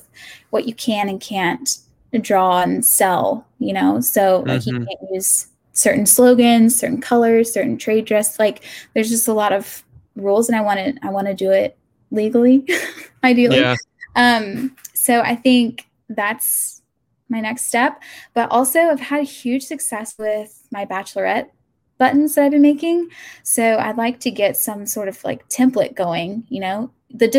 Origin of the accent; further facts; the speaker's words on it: Augusta, Georgia, United States; moved away as an adult; also born or lived in Athens, Georgia / Atlanta, Georgia / California; I grew up in Augusta